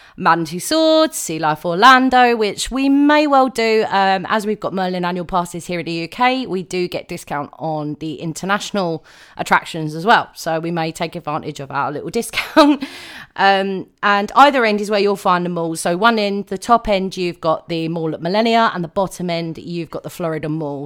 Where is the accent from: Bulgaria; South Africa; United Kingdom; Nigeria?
United Kingdom; I am a Brit